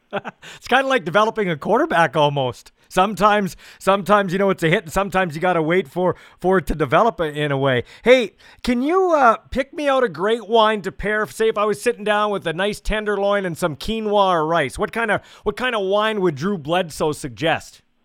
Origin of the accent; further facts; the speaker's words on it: Canada; I grew up here in Canada